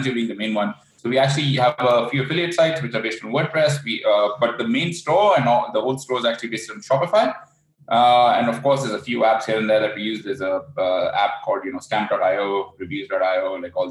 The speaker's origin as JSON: {"language": "English", "town": "Vancouver", "region": "British Columbia", "country": "Canada", "also_born_or_lived": "Bangkok", "said": "I'm originally from Vancouver, but I spend a few months of the year here in Bangkok"}